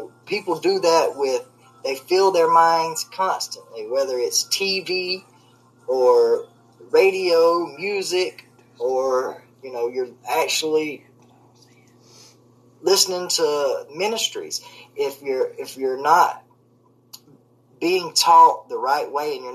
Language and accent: English; the South, United States; I was raised in the South, and I'm a big old boy.